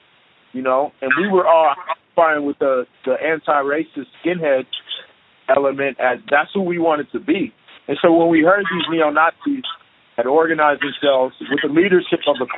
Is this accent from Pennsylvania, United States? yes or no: no; Chicago, Illinois, United States; already dealt with physical violence and being ostracized and bullied and beat up, this is part of being growing up in Chicago.